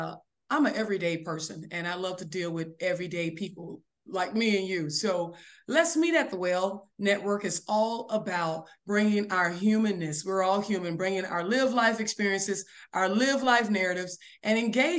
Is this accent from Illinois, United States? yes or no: no; Florida, United States; now in Oak Grove, Kentucky, United States; originally I'm from Florida, but I live in Oak Grove, Kentucky, because I'm a U.S. Army military war veteran.